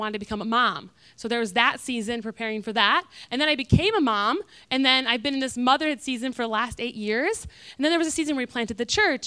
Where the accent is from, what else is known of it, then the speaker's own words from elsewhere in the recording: Michigan, United States; now in Florida, United States; I'm from Michigan